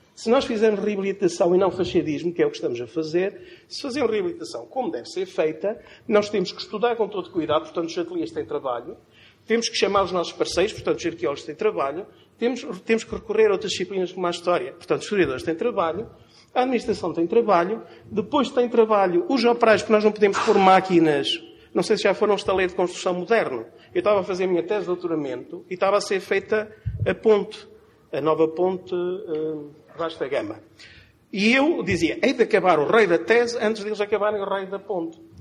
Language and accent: Portuguese; Chaves, Norte, Portugal; accent: Trás-os-Montes; Na minha terra, o Sr. Trás-Montes, já devem ter percebido pela pronúncia